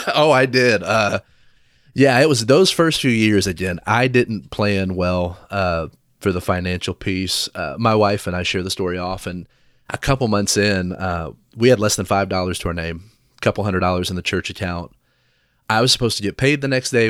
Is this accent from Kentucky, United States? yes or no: yes; Versailles, Kentucky, United States; now in Lafayette, United States; I grew up in Versailles, Kentucky